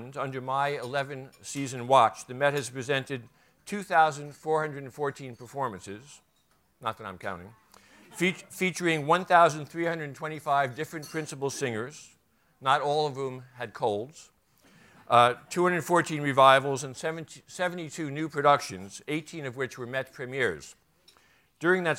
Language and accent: English; New York, United States; I grew up on East 86th Street